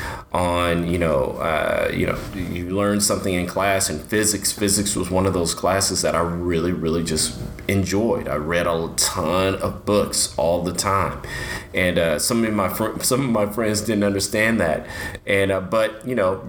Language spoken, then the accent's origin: English; Dallas, Texas, United States; I am a local guy, born and raised in Dallas.